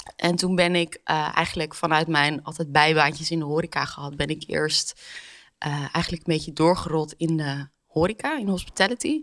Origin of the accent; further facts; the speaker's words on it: Amsterdam, North Holland, Netherlands; ik ben zelf Amsterdammer